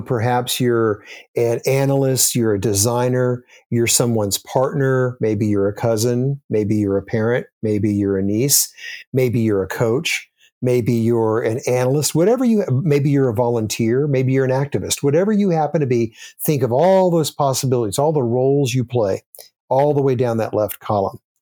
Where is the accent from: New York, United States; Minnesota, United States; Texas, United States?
Texas, United States; Austin; moved away; I grew up in Austin, Texas, and lived there most of my childhood